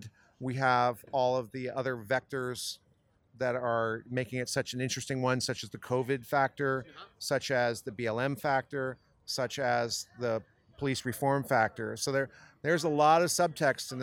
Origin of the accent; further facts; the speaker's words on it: San Diego, California, United States; I'm from San Diego, California